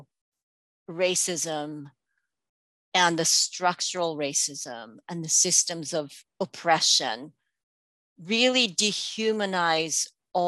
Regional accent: India; now in United States; I was born here, I grew up in India, but I'm American.

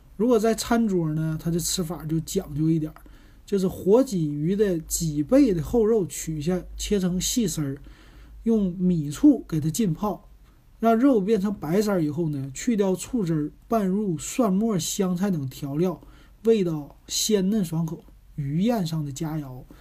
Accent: Northeast China, China; now in Shanghai, China; 我作为东北人

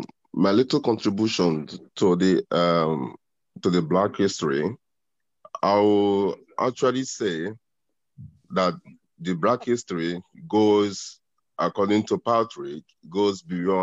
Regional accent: Nigeria; Because I'm a Nigerian. And if I'm part of the Igbo

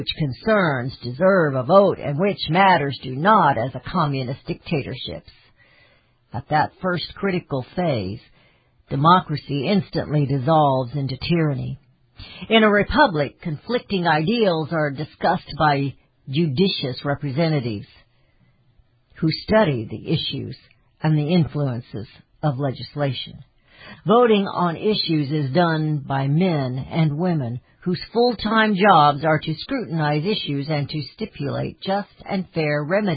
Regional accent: Missouri, United States; I'm from Missouri

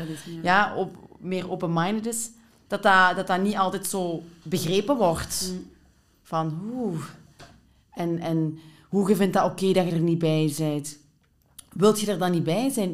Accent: Limburg, Flanders, Belgium; moved away as an adult; now in Antwerp, Belgium; als ik hier ben komen wonen in Antwerpen, 15 jaar geleden, vond ik dat zo opvallend, want ik kom van Limburg

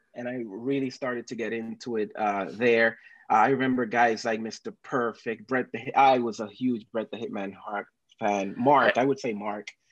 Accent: Dominican Republic; moved away; I am originally from Dominican Republic.

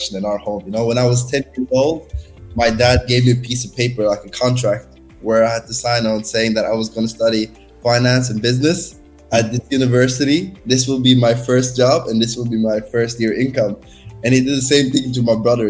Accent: Norway; moved away as an adult; now in Barcelona, Spain; I'm born and raised in Norway

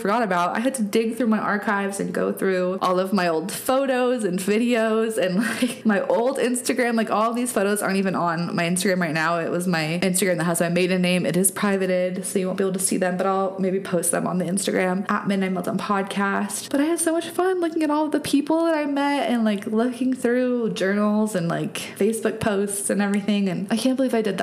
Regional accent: Telluride, Colorado, United States; Telluride on the back of it, which is my hometown

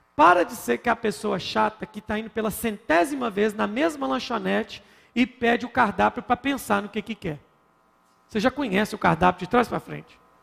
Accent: Minas Gerais, Brazil; como bom mineiro que sou

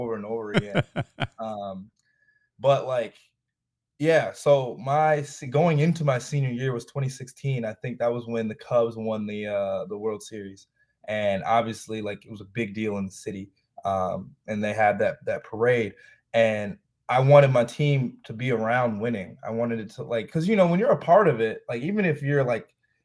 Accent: Chicago, Illinois, United States; I'm from Chicago. Like, I grew up out south, but then I moved up north and live in Rogers Park.

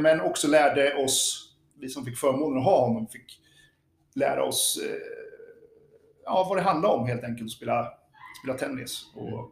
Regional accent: Örebro, Örebro County, Sweden; moved away; also born or lived in Lidingö; vi var från Örebro.

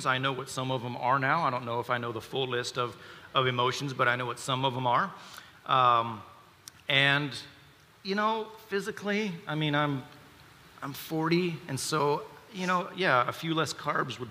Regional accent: the South, United States; We grew up in the South in the Baptist church

